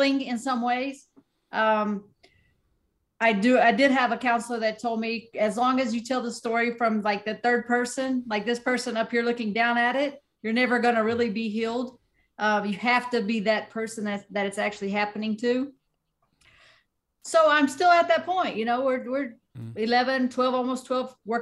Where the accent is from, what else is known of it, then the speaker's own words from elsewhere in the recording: Southern West Virginia, United States; I'm from Southern West Virginia